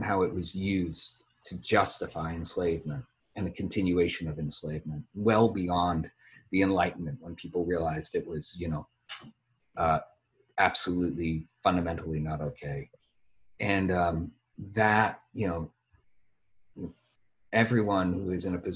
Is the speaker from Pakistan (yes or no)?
no; the North, United States; I come from the North